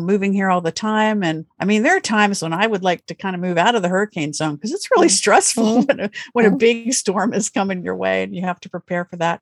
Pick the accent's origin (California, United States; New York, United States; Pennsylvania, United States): Pennsylvania, United States; I grew up in Pennsylvania, which is a state in the Northeast United States.